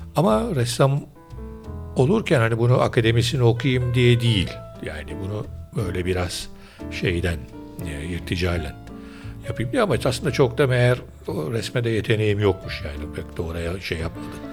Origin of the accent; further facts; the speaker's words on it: Istanbul, Turkey; Ben Üsküdarlıyım esasen